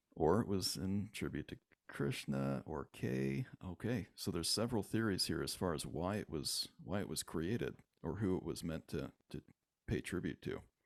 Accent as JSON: {"language": "English", "region": "Michigan", "country": "United States", "tie": "born or raised there", "moved": "yes", "lives_now": "Utah, United States", "said": "I I grew up in Michigan. However, I spent every summer of my life out here in Utah"}